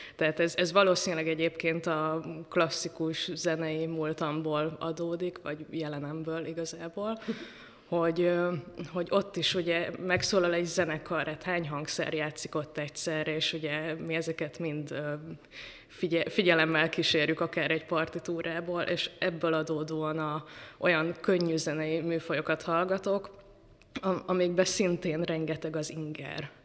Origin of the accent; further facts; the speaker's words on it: Bonyhád, Tolna, Hungary; moved away; also born or lived in Pécs; beírt a zeneiskolába, még Bonyhádon ott születtem